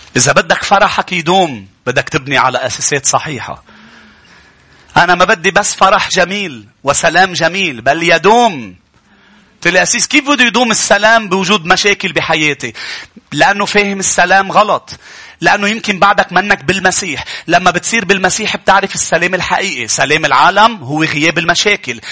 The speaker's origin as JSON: {"language": "Arabic", "country": "Lebanon", "said": "بلدنا لبنان"}